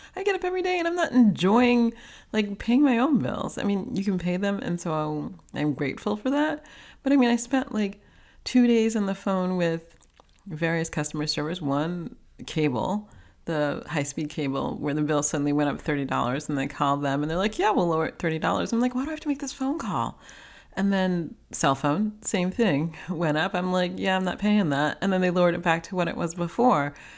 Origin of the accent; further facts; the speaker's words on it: New York City, New York, United States; growing up in New York City, we always had a car